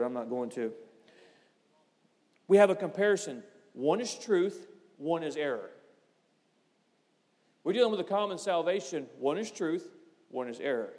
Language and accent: English; United States; I'm an American